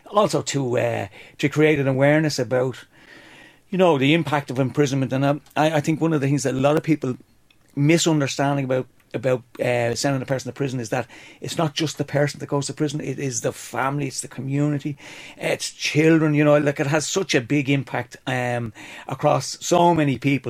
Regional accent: Dublin, Leinster, Ireland; I'm from Dublin.

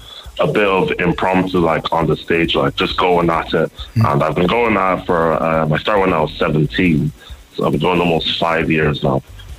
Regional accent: Ireland; born or raised there; also born or lived in Nigeria

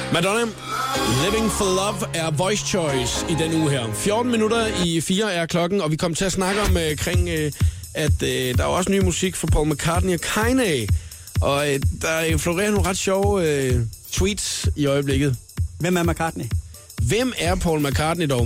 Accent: Svendborg, Southern Denmark, Denmark; moved away; vi, øh, har begge to haft vores ungdom i, øh, Svendborg

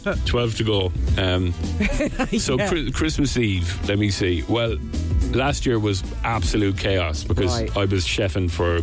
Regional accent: Cork, Munster, Ireland; I was born in Cork.

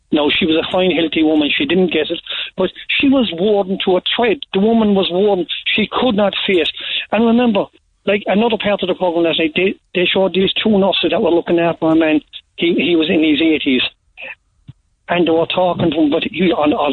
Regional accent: Ireland; my hometown in York

